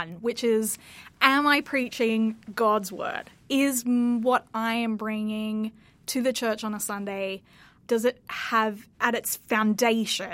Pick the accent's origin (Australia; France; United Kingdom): Australia; Sydney, New South Wales; now in Peabody, United States; I am originally from Sydney, Australia